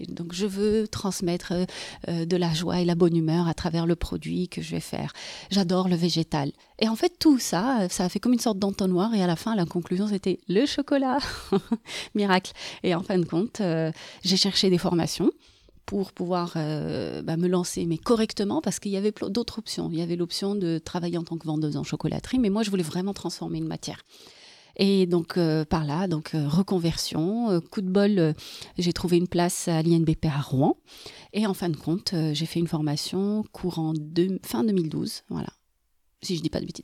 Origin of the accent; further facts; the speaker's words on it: Morocco; moved away as an adult; now in Bordeaux, France; Je viens du Maroc